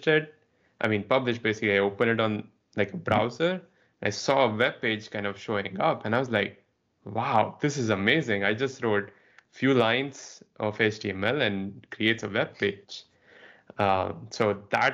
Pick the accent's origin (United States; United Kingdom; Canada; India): India; moved away; I grew up in India